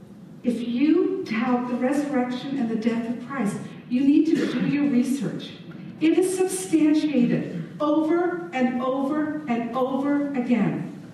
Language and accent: English; England, United Kingdom; I grew up in England. My parents were missionaries in Germany and England